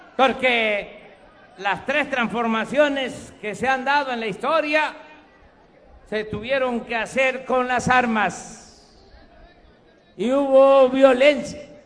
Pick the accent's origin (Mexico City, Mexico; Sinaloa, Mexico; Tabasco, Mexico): Tabasco, Mexico; moved away; Este es mi origen, esta es mi tierra, esta es mi agua